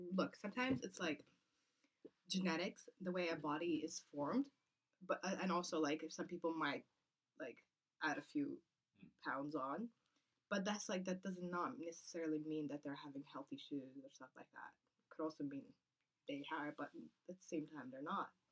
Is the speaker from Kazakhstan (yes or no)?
yes; Kazakhstan; born or raised there; moved away